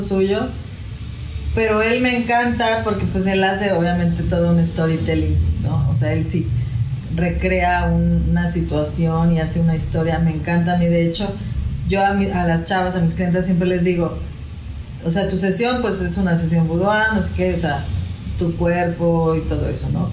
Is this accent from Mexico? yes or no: yes; Mexico; also born or lived in Puebla / Cancún; Yo soy de aquí, de México